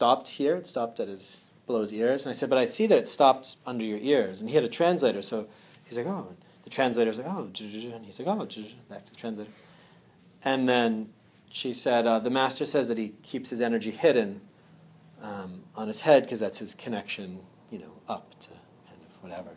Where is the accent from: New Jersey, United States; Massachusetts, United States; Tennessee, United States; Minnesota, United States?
Massachusetts, United States; Andover; I'm originally from Andover, Mass